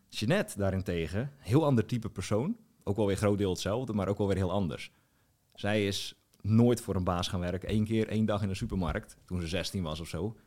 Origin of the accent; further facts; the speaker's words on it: Strijen, South Holland, Netherlands; moved away as an adult; also born or lived in Hoeksche Waard / Drenthe; in Strijen, waar ik vandaan kom